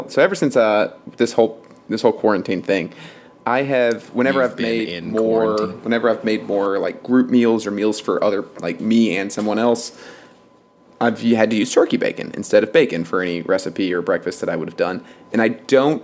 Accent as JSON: {"language": "English", "region": "Kentucky", "country": "United States", "said": "We're from Kentucky"}